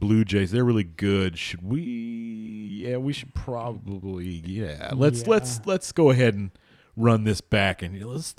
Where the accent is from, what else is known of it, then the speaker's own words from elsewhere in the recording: San Jose, California, United States; And I am from San Jose.